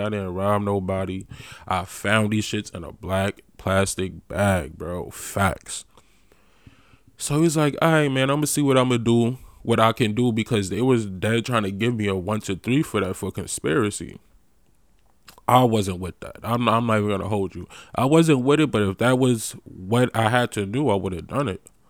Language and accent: English; New York, United States; moved away as an adult; also born or lived in DMV (Washington metropolitan area); I'm from New York.